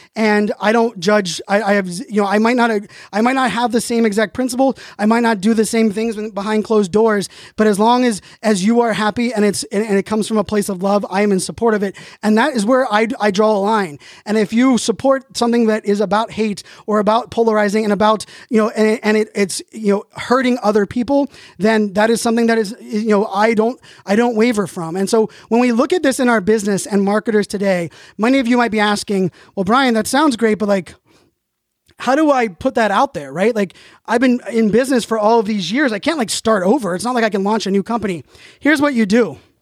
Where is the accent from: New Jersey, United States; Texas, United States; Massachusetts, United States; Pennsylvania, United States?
Pennsylvania, United States; Pittsburgh; I was born in Pittsburgh